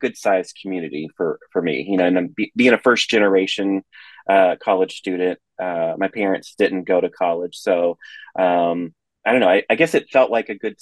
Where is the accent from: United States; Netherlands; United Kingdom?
United States; East Tennessee; So I was born in the Middle Tennessee area. We lived in East Tennessee from I was age 4, and then we left when I was 14, and we came back to Middle Tennessee.